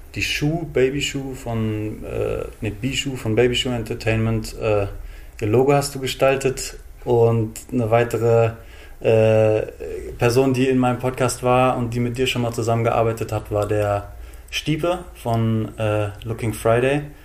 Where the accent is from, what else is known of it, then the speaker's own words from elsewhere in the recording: Frankfurt am Main, Hesse, Germany; Meine Heimatstadt ist unter Synonymen wie Frankfurt, Bankfurt, Manhattan oder Hauptstadt des Verbrechens bekannt